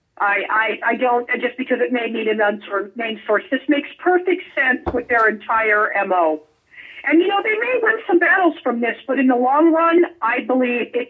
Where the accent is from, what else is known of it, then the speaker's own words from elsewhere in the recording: Las Vegas, Nevada, United States; now in Southern California, United States; my hometown of Las Vegas